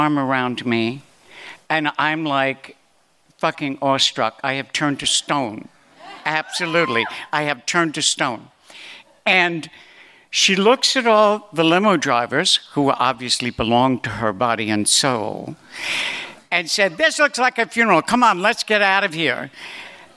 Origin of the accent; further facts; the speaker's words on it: New York City, New York, United States; I was born in New York City, but I might as well have been born in Podunk